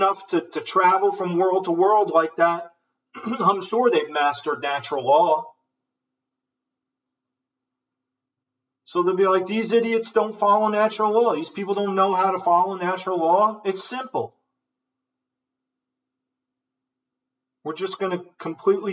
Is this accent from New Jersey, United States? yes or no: yes; New Jersey, United States; I'm from New Jersey